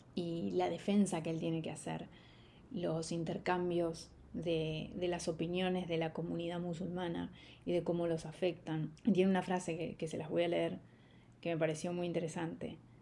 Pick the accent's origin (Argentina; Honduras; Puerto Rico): Argentina; soy argentina